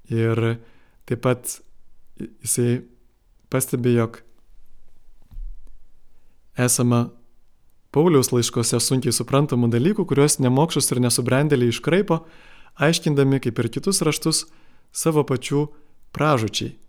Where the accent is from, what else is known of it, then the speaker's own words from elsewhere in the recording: Lithuania; mes dar ilgai jaučiame kaip lietuviai tą nuoskaudą